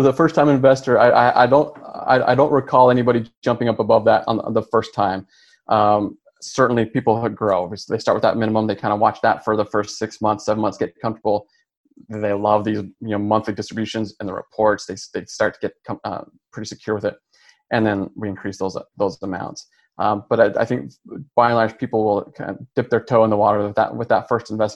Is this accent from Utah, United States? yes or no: yes; Utah, United States; moved away as an adult; now in Texas, United States; We're from Utah. We've been in Texas for about 10 years